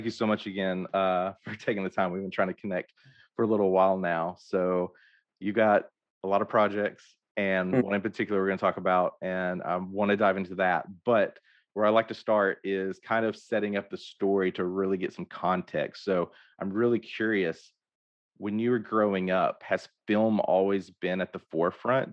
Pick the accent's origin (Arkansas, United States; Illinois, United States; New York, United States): Arkansas, United States; Hope; I grew up in Hope, Arkansas